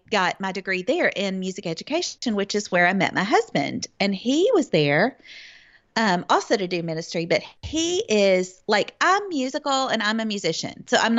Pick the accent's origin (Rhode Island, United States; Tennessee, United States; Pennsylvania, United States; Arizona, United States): Tennessee, United States; Memphis; But yeah, I grew up in the Memphis area in a Christian family.